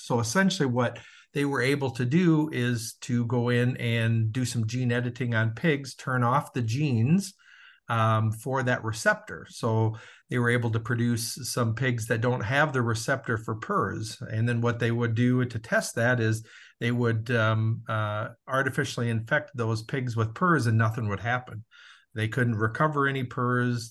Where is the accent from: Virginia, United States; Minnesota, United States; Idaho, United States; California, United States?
Minnesota, United States; Southern; moved away; also born or lived in Iowa; born and raised in Southern Minnesota